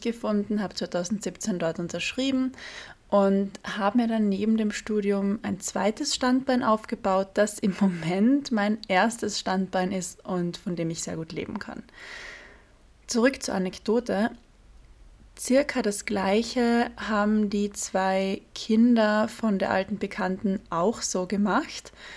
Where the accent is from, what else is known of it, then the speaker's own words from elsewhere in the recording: Carinthia, Austria; moved away as an adult; now in Vienna, Austria; in Kärnten, im südlichsten Bundesland Österreichs, wo ich aufgewachsen bin